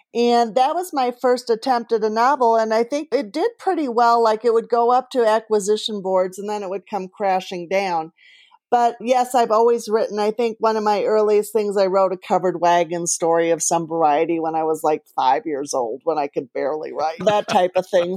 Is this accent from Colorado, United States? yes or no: yes; Colorado, United States; I'm from Colorado